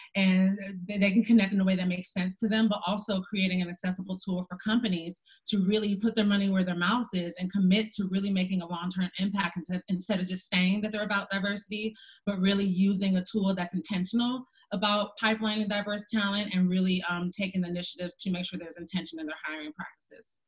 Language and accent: English; Detroit, Michigan, United States; moved away; also born or lived in Chicago; I'm from Detroit and I did not grow up with any black women or black people pursuing their own businesses